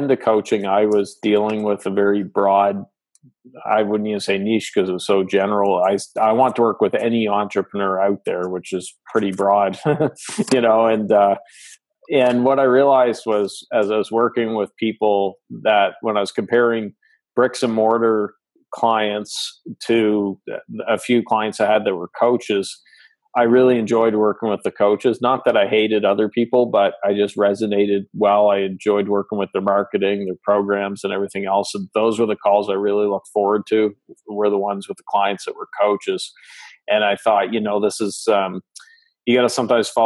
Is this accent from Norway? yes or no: no; Canada; accent: Canadian; I'm Canadian, so pardon the accent